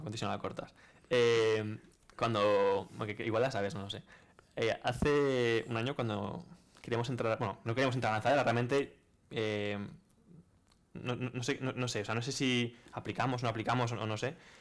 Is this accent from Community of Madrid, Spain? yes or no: no; Valencia, Valencian Community, Spain; also born or lived in Rotterdam; yo soy de aquí de Valencia